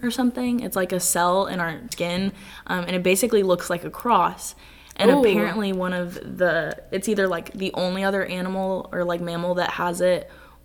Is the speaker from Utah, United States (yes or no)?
yes; Utah, United States; I'm from Utah